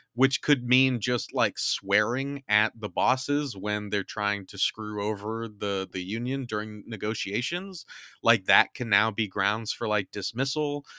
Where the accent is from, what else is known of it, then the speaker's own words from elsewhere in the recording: California, United States; moved away; my home state is burning